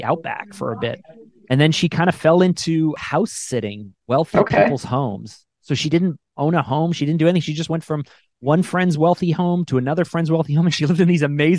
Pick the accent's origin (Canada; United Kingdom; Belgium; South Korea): Canada; I'm Canadian actually.